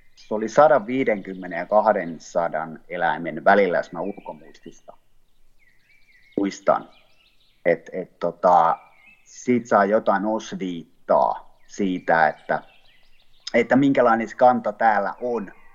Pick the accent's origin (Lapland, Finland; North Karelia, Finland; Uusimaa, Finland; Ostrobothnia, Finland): Ostrobothnia, Finland; also born or lived in Southwest Finland; now in Taivassalo, Finland; Pohjanmaalla, mistä mä oon kotoisin